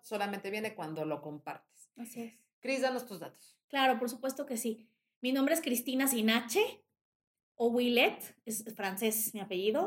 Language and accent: Spanish; Mexico; yo soy más mexicana que el mole